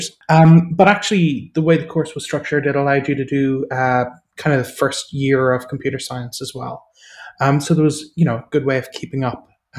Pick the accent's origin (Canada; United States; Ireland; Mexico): Ireland; I grew up in Ireland, as people might guess from my accent